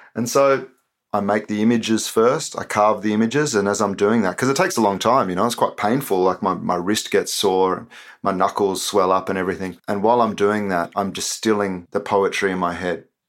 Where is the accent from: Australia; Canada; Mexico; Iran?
Australia; I was born and raised in Australia